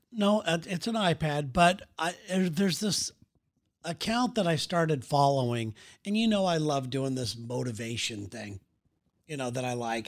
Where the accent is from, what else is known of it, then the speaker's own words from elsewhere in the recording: Southern California, United States; moved away; I am from Southern California